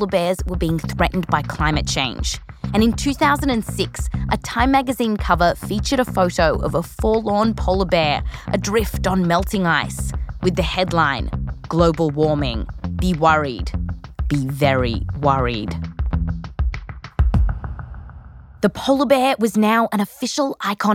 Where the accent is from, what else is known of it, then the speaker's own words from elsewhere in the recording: Australia; I come from Australia